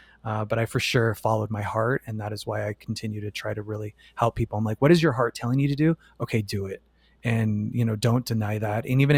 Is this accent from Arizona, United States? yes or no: yes; Phoenix, Arizona, United States; moved away; also born or lived in New York City; Phoenix, Arizona.